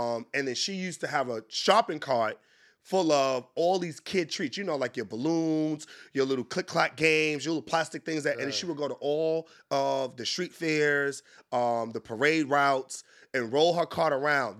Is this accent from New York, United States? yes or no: yes; New York City, New York, United States; moved away as an adult; now in Washington, D.C., United States; I grew up in Harlem, New York, hustler.